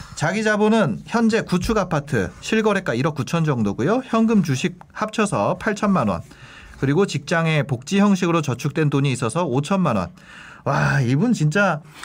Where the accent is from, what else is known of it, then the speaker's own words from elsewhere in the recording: Gangneung, Gangwon, South Korea; moved away; 저는 사실 고향이 강릉이라서